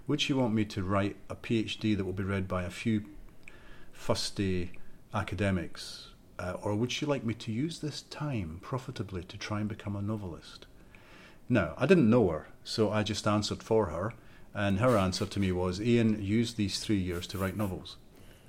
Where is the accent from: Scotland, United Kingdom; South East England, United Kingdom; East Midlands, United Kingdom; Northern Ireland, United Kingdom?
Scotland, United Kingdom; Fife; also born or lived in Edinburgh; the village where I grew up in Fife